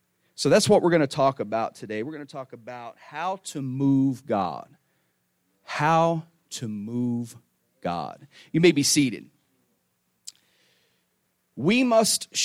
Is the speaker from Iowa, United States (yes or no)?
no; Northeast Tennessee, United States; also born or lived in Michigan; now in Florida, United States; I'm originally from Northeast Tennessee